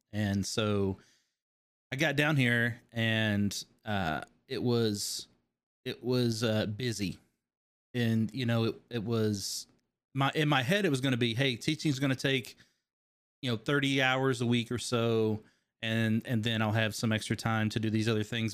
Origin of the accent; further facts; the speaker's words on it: Kentucky, United States; I grew up in Kentucky